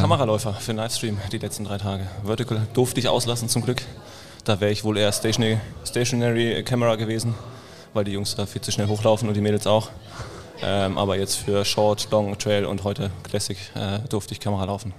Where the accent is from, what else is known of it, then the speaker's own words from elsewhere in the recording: Berlin, Germany; Ich komme aus Berlin